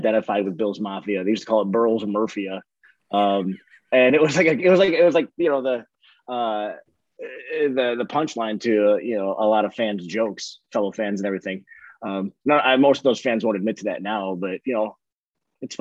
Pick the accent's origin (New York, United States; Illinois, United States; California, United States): New York, United States; Tonawanda; also born or lived in Kenmore, New York; I grew up in Tonawanda, moved all the way to Kenmore